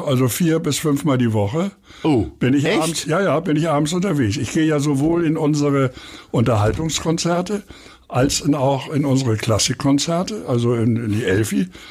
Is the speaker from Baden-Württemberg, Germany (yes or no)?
no; Hamburg, Germany; ich wohne in Eppendorf, bin geboren in Harvestehude und kenne auch Winterhude gut